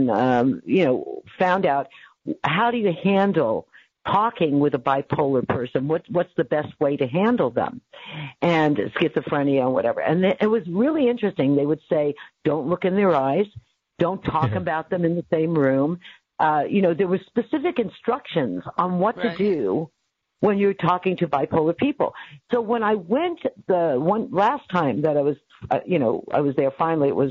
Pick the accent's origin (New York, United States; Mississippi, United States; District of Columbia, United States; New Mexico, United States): New York, United States; Staten Island / New Rochelle; born or raised there; moved away as an adult; also born or lived in Bronx, New York / Staten Island, New York; now in California, United States